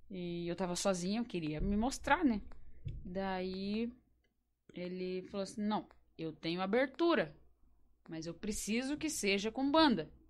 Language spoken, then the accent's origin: Portuguese; Campo Largo, Paraná, Brazil; Eu sou de Campo Largo, capaz!